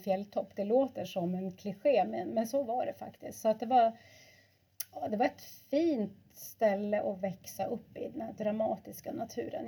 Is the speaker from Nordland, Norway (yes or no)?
yes; Lofoten, Nordland, Norway; moved away; jag är ju född och uppvuxen i Lofoten.